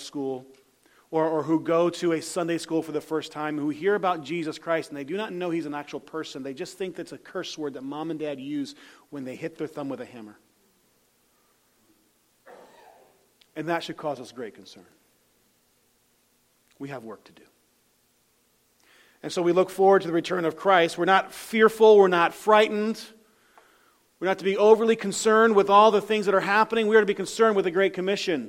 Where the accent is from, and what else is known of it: United States